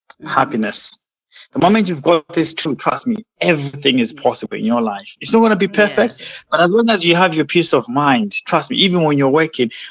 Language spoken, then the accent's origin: English; Malawi; moved away as an adult; also born or lived in Zimbabwe / England; I was born in Zimbabwe, but I was raised in Malawi